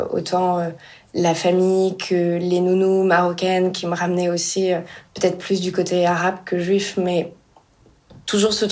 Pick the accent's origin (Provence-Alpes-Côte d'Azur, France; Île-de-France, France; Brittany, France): Île-de-France, France; Paris; je suis ce qu'il y a de plus français, ce qu'il y a de plus parisienne. Mais, mais voilà, et du côté de mon père, j'ai le côté France, je le sens méditerranéen aussi, j'ai un nom italien, tout le monde me demande en permanence si je suis espagnole